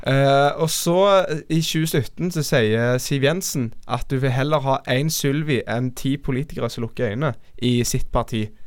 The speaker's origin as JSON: {"language": "Norwegian", "country": "Norway", "said": "meg som nordmann"}